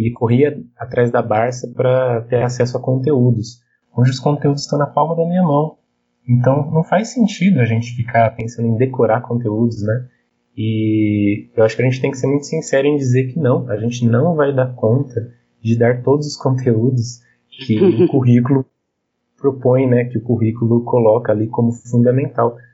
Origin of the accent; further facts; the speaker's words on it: São Bernardo do Campo, São Paulo, Brazil; also born or lived in Santo André; eu também sou de São Bernardo, mas no momento eu estou em Santo André